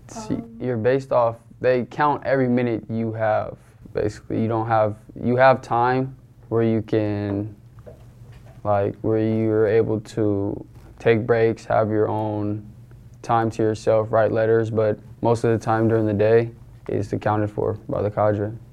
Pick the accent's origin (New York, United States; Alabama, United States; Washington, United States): Washington, United States; Renton; I'm from Renton, Washington